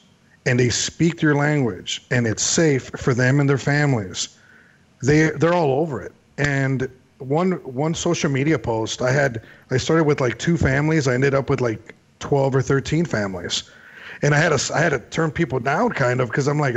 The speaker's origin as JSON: {"language": "English", "town": "Chicago", "region": "Illinois", "country": "United States", "tie": "born or raised there", "said": "growing up in Chicago"}